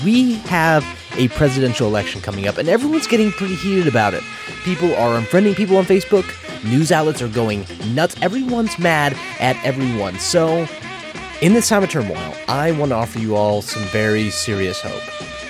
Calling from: Oklahoma, United States; I'm calling out of Oklahoma today.

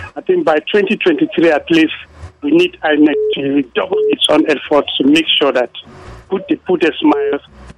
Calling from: Kuru, Plateau, Nigeria; I'm calling from Kuru.

